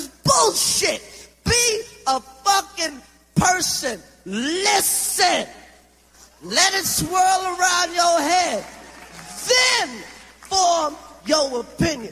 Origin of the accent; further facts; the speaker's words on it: New York City, New York, United States; I'm from Brooklyn